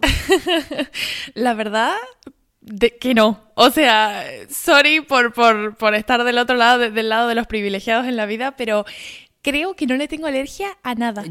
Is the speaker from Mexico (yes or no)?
no; Argentina